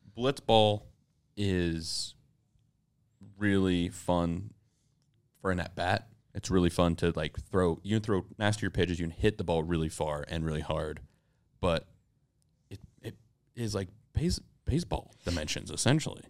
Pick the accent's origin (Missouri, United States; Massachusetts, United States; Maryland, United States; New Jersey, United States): Massachusetts, United States; Boston